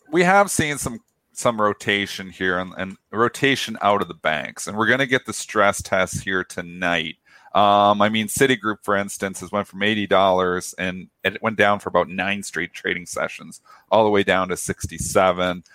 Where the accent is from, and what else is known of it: Canada